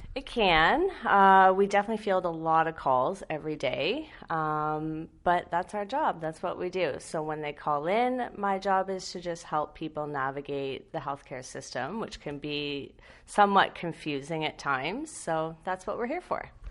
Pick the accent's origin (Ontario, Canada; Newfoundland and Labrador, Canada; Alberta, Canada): Ontario, Canada; London; I'm born and raised in London. Um, so I've stayed here my whole life. I went to Fanshawe